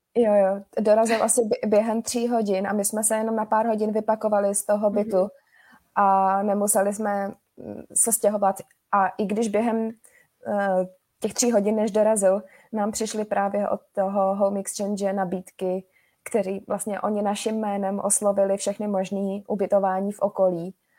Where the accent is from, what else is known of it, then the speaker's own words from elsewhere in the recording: Prague, Czechia; jsme z Prahy